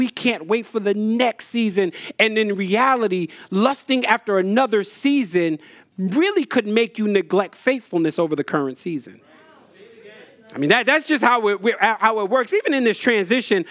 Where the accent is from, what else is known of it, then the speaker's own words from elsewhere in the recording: New Jersey, United States; When I was a kid, I grew up in Jersey